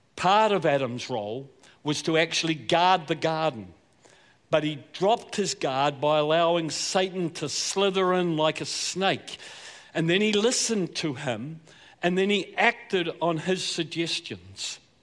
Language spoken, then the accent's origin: English; Southland, New Zealand; accent: Southland; I was born and bred in Southland, so a bit of that accent's going to come out, I'm afraid, at different points. I'm a South Islander